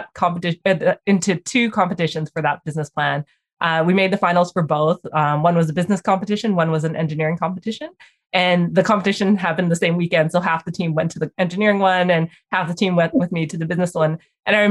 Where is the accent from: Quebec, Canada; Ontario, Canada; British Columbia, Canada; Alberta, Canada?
British Columbia, Canada; Vancouver; also born or lived in Calgary, Canada / Toronto, Canada; we moved to Vancouver, and I've grown up in Vancouver since